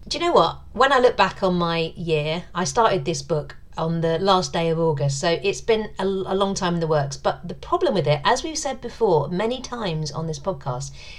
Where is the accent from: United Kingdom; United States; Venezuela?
United Kingdom; being British